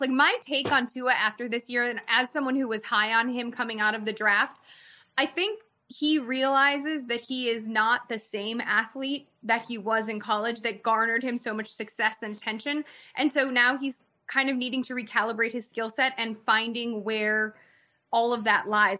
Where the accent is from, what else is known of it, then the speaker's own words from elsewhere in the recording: Chicago, Illinois, United States; moved away; I grew up in Chicago